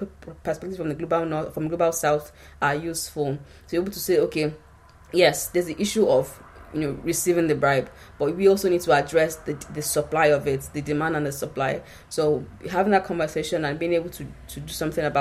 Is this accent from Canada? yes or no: no; Nigeria; I come from Nigeria